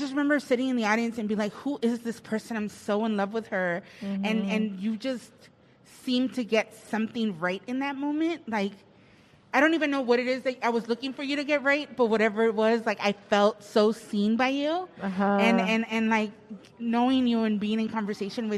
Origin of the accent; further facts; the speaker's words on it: Los Angeles, California, United States; I grew up in Silver Lake, right? Mm-hmm. So I always tell people I'm a Silver Lake born and raised, but before the gentrification